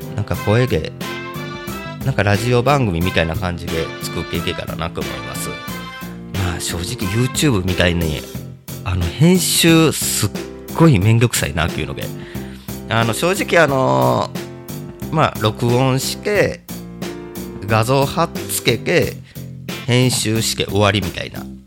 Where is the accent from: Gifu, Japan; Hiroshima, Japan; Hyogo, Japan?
Hyogo, Japan; Kobe; moved away as an adult; also born or lived in Kyushu; now in Aichi, Japan; 生まれ神戸の、えーと、小学校の時に一時期九州に四年ぐらい住んで、まあ、神戸に戻ってきて